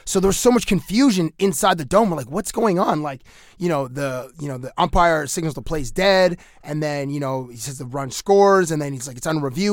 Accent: Cambridge, Ontario, Canada; I went to high school in Cambridge, Ontario

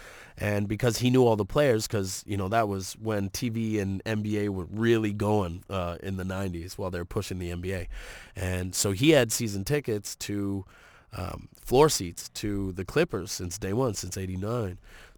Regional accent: Toronto, Ontario, Canada; I grew up in Toronto

